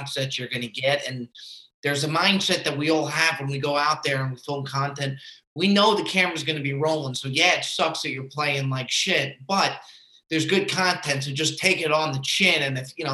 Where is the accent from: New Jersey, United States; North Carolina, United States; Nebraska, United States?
New Jersey, United States; accent: Northeast; moved away as an adult; also born or lived in Florida; now in California, United States; So I was born and raised in Jersey. That's where you kind of get the Northeast voice from, and the Northeast humor.